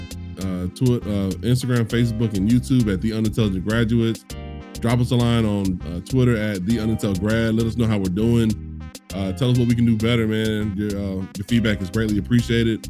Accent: California, United States; moved away; When I was growing up in California

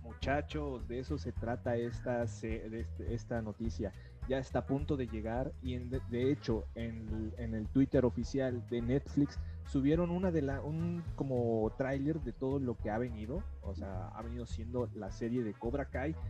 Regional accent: Mexico; como cualquier mexicano

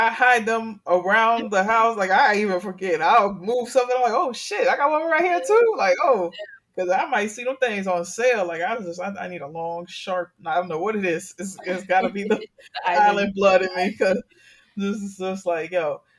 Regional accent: Miami, Florida, United States; growing up in Miami and catching public transportation a lot everywhere I went

